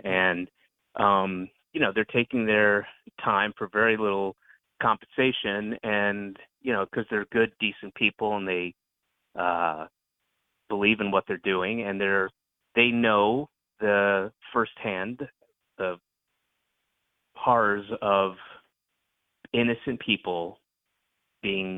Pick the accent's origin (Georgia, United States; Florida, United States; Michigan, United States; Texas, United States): Georgia, United States; Roswell; I grew up in Roswell, Georgia